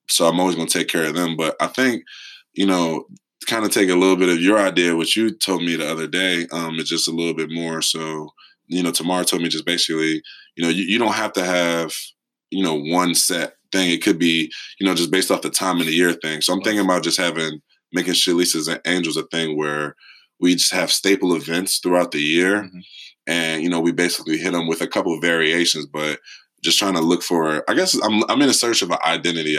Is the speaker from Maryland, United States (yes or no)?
no; Philadelphia, Pennsylvania, United States; I'm from Philly. I mean, raised in North Philly, like 23rd and Sedgley